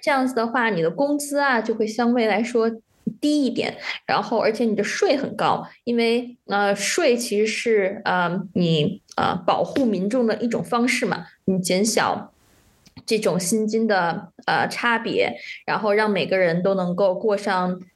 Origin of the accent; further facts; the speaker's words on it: China; moved away; also born or lived in Shanghai / Netherlands / Germany; 我当时在上海的时候